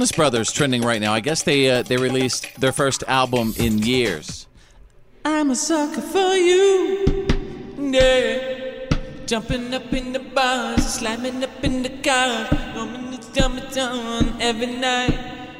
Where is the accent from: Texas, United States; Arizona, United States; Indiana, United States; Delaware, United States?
Texas, United States; Wichita Falls; I was born in Wichita Falls, Texas